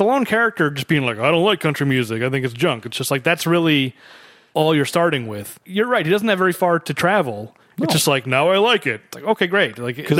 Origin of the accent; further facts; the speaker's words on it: Tennessee, United States; I'm here. I'm from Tennessee.